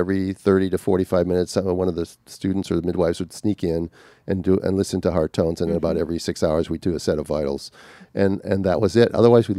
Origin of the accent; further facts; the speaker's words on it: California, United States; But I'm from Southern California.